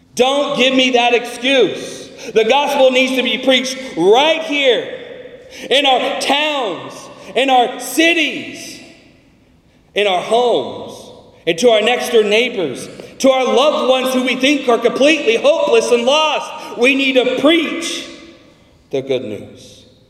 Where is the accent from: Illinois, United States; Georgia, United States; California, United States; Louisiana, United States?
California, United States; I'm from California, and we have an almond season.